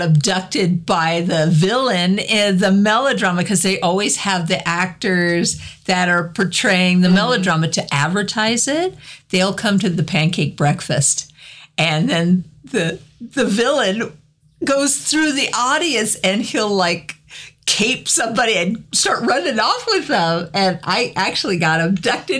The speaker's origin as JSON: {"language": "English", "town": "Cheyenne", "region": "Wyoming", "country": "United States", "tie": "born or raised there", "said": "I grew up in Cheyenne, so we had Frontier Days every year."}